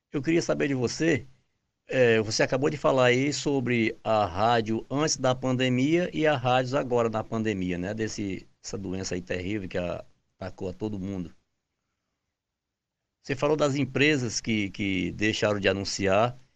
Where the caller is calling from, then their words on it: Itarema, Ceará, Brazil; Eu sou aqui do Ceará, da cidade de Itarema, e eu dirijo aqui uma rádio FM Rio das Garças